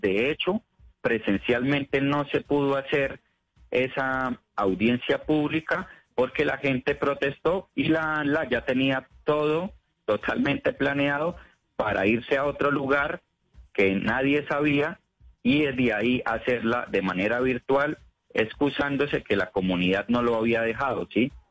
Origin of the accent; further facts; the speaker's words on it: Colombia; como colombianos